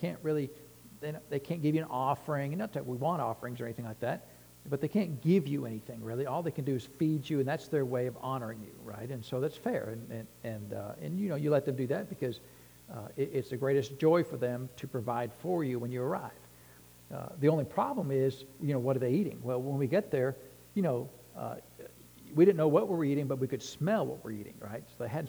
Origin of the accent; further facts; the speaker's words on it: Texas, United States; If you're from Texas, you know, no offense intended, but I'm from Texas, you know.